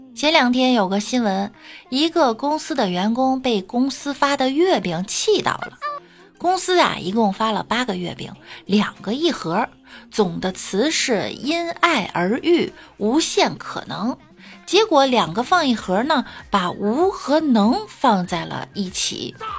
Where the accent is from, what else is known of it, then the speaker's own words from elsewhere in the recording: northern China, China; 我作为北方人